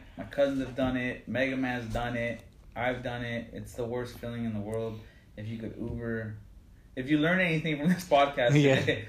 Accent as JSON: {"language": "English", "town": "Whittier", "region": "California", "country": "United States", "tie": "born or raised there", "said": "So I grew up in Whittier. Mm-hmm. Grew up in Whittier. I went to Cal High, you know, class of 06."}